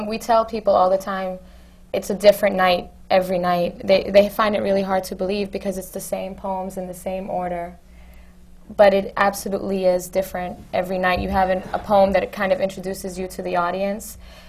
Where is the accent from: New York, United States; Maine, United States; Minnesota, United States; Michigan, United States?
New York, United States; New York City; I'm from New York